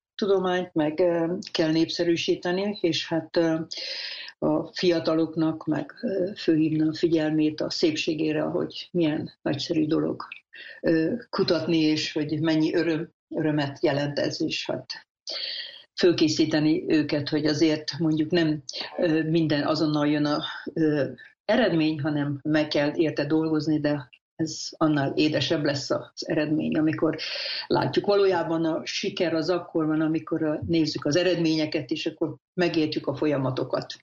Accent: Hungary; moved away as an adult; also born or lived in Szeged; now in United States; 68 éve vagyok magyar, és ugye amerikai állampolgár pedig 1999-ben lettem

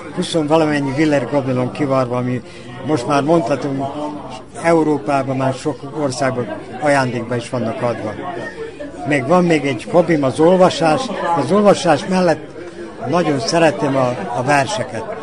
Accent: Sajan, Vojvodina, Serbia; now in Novi Sad, Serbia; én bánáti születésű vagyok, szajáni gyerek vagyok

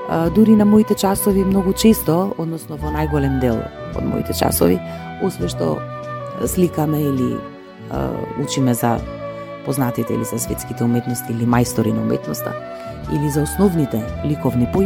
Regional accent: Tetovo, Polog, North Macedonia; заради тоа што сум родена во Тетово, многу сакам да ги слушам и старите тетовски песни, староградски.

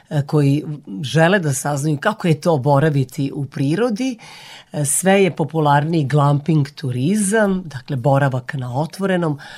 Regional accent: Novi Sad, Vojvodina, Serbia; Imate drugačiji akcenat? Da, ja sam iz Novog Sada

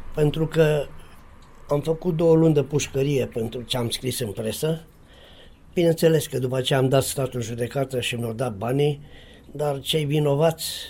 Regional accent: Sacoșu Mare, Timiș County, Romania; în satul meu, Sacoșu Mare de lângă Lugoj

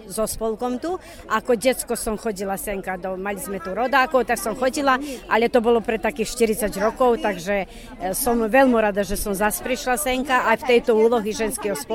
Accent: Boljevci, Serbia; now in Padina, Serbia; som rodáčka z Boľoviec, tam, kde je menej Slovákov

